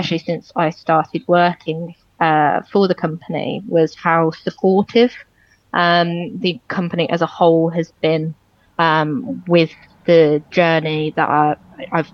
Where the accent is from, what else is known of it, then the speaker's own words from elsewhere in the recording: Walsall, West Midlands, United Kingdom; I grew up in Walsall, Great Bar area, and I've lived there my entire life